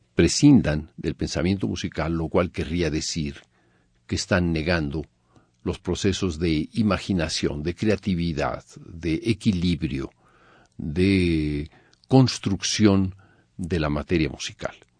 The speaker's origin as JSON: {"language": "Spanish", "country": "Mexico", "tie": "born or raised there", "also_born_or_lived": "Paris / Germany", "moved": "as an adult", "said": "Nací en México en 1943, hijo de exiliados españoles que vinieron al perder la República Española. Estudié en México con Carlos del Castillo al piano a los 10 años"}